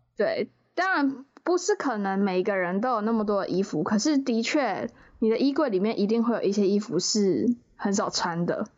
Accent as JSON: {"language": "Chinese", "region": "southern Taiwan", "country": "Taiwan", "said": "可能我是南部人"}